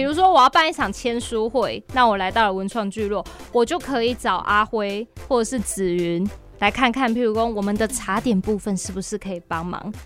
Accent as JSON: {"language": "Chinese", "region": "Chiayi", "country": "Taiwan", "tie": "born or raised there", "said": "比很多像我土生土长的家人还更熟悉嘉义呢"}